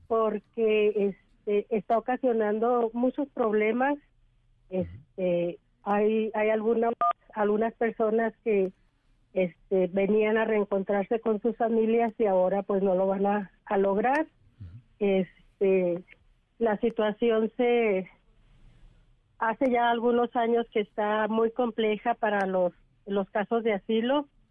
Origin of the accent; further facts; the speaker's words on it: Ciudad Juárez, Chihuahua, Mexico; moved away as an adult; now in New Mexico, United States; yo soy de Ciudad Juárez